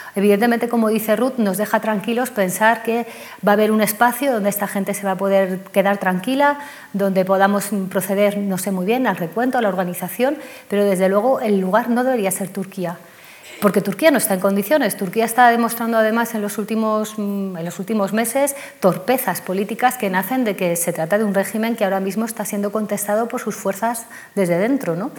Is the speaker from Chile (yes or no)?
no; Spain; como sociedad española